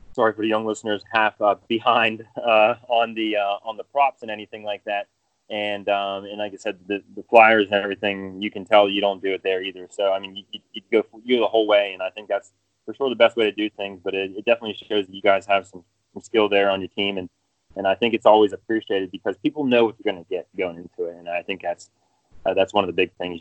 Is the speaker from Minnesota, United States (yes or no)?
no; central Pennsylvania, United States; now in Greensboro area, United States; I was about 3 hours from there uh, towards the center part of the state